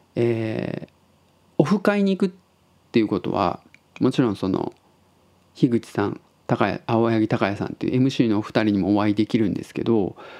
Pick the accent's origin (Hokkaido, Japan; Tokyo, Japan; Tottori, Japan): Tottori, Japan; now in Osaka, Japan; 僕が鳥取生まれ